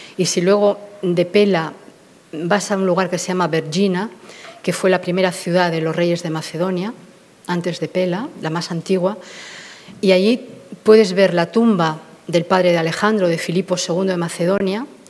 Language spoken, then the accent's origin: Spanish; Bilbao, Basque Country, Spain; moved away; soy de Bilbao